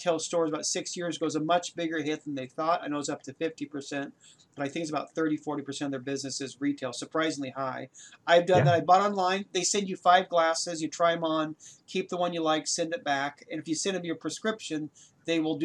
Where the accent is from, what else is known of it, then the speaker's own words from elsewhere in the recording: Oregon, United States; I'm from Oregon